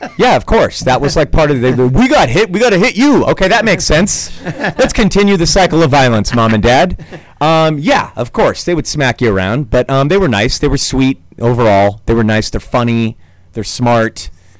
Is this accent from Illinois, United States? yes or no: no; Danville, California, United States; Parents are from New York City. So I have a little bit of that in me, but I'm from Northern California, a very protected suburb called Danville.